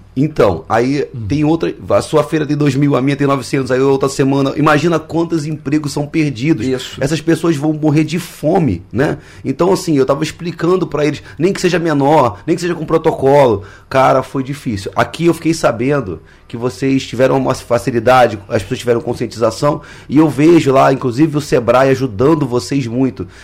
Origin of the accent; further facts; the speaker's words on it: Rio de Janeiro, Brazil; moved away; lá na minha cidade, no Rio